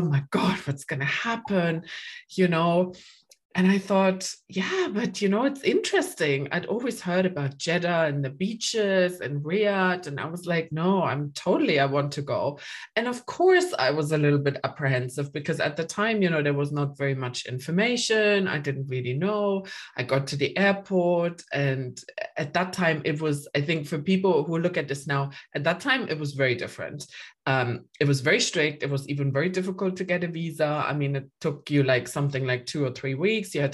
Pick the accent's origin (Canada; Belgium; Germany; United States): Germany; East Germany; also born or lived in London; now in United Kingdom; I grew up in Germany, in particular, actually in East Germany